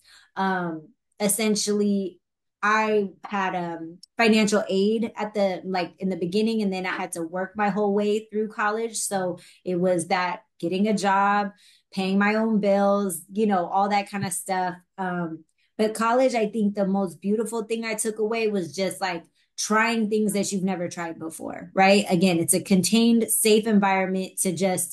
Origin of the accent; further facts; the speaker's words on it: Bay Area, Northern California, United States; now in Los Angeles, United States; I'm from the Bay Area. Like I mentioned, I was very blessed. My parents did everything they could to keep me in a private school